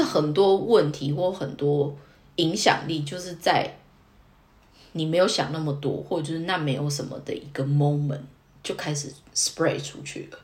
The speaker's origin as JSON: {"language": "Chinese", "country": "Taiwan", "moved": "yes", "lives_now": "Tokyo, Japan", "said": "我身为台湾人"}